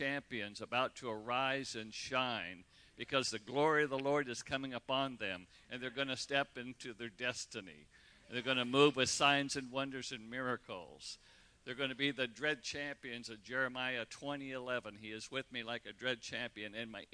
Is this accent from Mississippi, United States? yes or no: no; Redding, California, United States; Michelle and I grew up in Redding, California. You know, we went to grade school together. Went to high school together